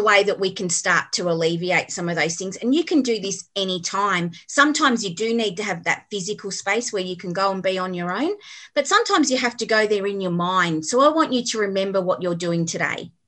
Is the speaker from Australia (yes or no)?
yes; Melbourne, Victoria, Australia; also born or lived in Cranbourne / Berwick; now in Beaconsfield, Australia; I grew up in Endeavour Hills